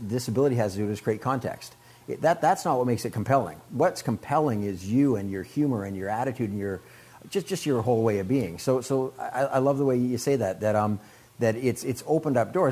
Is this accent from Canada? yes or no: yes; Canada; I'm from Canada.